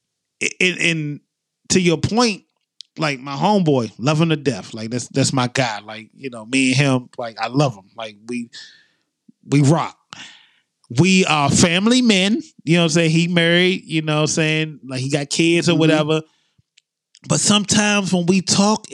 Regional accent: Maryland, United States; moved away; I try not to talk like I'm from Maryland when I'm here

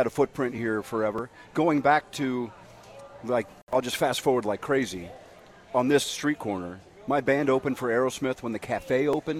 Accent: United States; Watching …, … tour as an American in England, and everybody in the stadium knew every word.

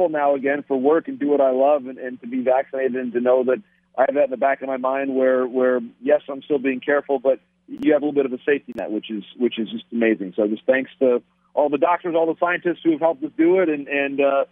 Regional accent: Ann Arbor, Michigan, United States; I mentioned Michigan Stadium earlier. Of course, my hometown

